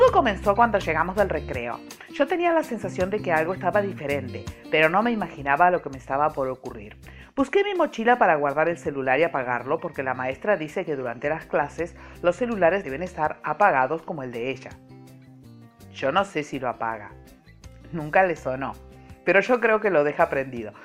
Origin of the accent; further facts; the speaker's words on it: Montevideo, Uruguay; Nací en Montevideo, hace muchos miles de años, bueno, nací en Montevideo ah, en el siglo pasado